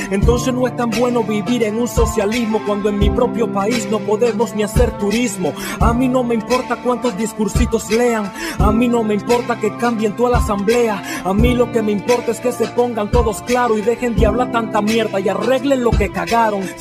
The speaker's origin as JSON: {"language": "Spanish", "country": "Venezuela", "said": "uno de mis principales orgullos es decir donde sea que soy venezolano."}